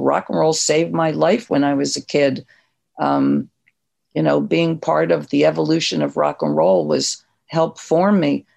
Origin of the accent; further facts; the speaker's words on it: New Jersey, United States; moved away as an adult; also born or lived in New York; I was from South Jersey